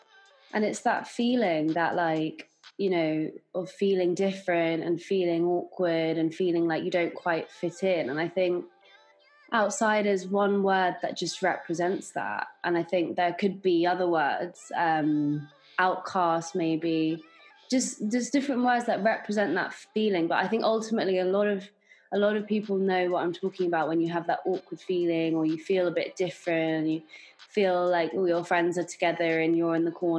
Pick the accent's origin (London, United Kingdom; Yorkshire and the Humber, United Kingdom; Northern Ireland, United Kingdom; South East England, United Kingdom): London, United Kingdom; growing up in London, there's so many different nationalities. I've grown up with predominantly English in the beginning